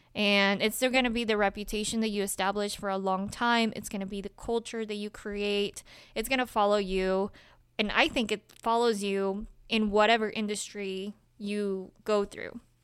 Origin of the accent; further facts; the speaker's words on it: Salt Lake City, Utah, United States; also born or lived in Colombia; i was born in colombia I have been an immigrant. I grew up in Salt Lake City, Utah.